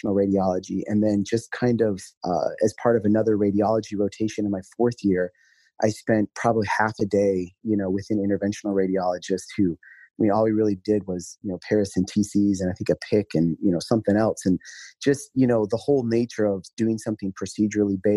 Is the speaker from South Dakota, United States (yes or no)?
yes; South Dakota, United States; moved away; I'm from South Dakota originally, and so that's where I did medical school